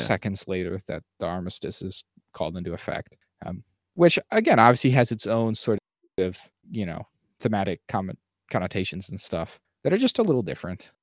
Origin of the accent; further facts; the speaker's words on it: United States; as an American